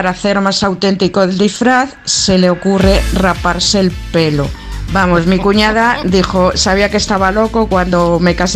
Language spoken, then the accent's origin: Spanish; Madrid, Community of Madrid, Spain; soy de Madrid.